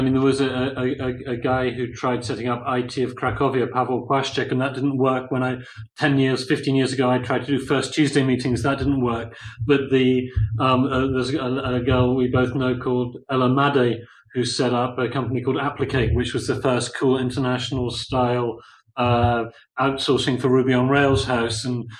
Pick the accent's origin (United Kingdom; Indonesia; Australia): United Kingdom; moved away as an adult; now in Poland; as a British person, I've been in Poland here in February 2014 for more than 24 years.